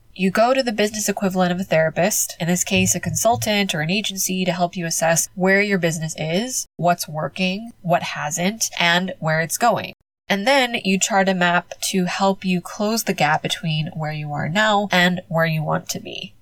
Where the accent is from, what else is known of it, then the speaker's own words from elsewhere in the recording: United States; moved away as an adult; now in Spain; as a Filipino American, as a daughter of immigrants